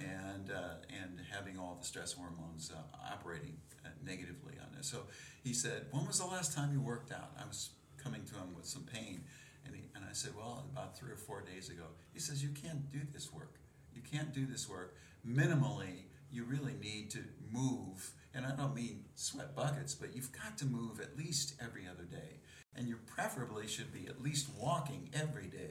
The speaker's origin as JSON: {"language": "English", "town": "Dayton", "region": "Ohio", "country": "United States", "tie": "born or raised there", "said": "my hometown in Dayton, Ohio"}